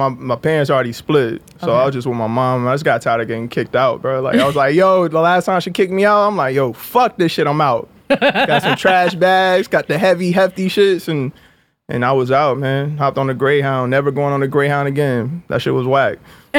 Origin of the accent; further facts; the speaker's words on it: Jacksonville, North Carolina, United States; Yeah, I'm from Jacksonville, North Carolina. It's like a military town. It's small.